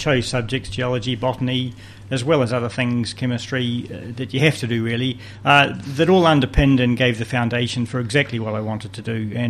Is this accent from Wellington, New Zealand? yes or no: yes; Wellington, New Zealand; moved away as an adult; now in Hawke's Bay, New Zealand; I was born in Wellington and I went to Karori School in my primary school years and Wellington College for my secondary school.